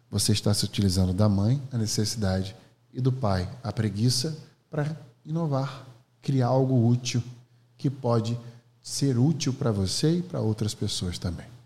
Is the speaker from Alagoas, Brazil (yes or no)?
yes; Alagoas, Brazil; eu sou …, sou professor, empreendedor, sou de Alagoas.